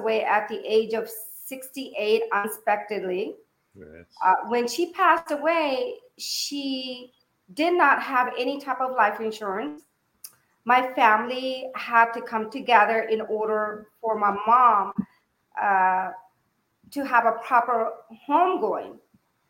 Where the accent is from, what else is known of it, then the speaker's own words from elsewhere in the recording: Yuba City, California, United States; moved away as an adult; now in Fairfield, United States; I moved from Yuba City. I graduated from high school in Yuba City